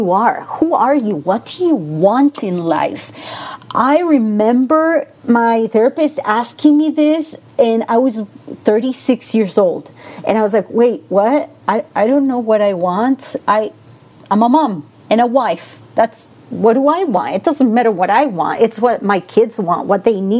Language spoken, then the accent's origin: English; Argentina; English is a second language; now in Las Vegas, United States; I am originally from Argentina, so I have that. If you hear that accent, it's because I'm from Argentina.